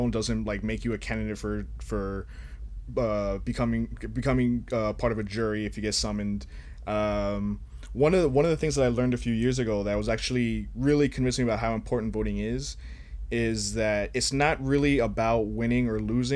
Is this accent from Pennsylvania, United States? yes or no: no; Florida, United States; I grew up on George Carlin and, you know, I lived through the 2000 election, and here in Florida